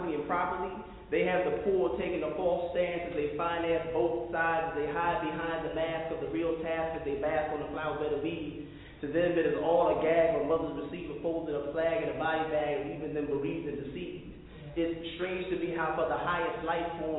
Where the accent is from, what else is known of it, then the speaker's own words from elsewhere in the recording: Newark, New Jersey, United States; I'm a New York City Brick City kid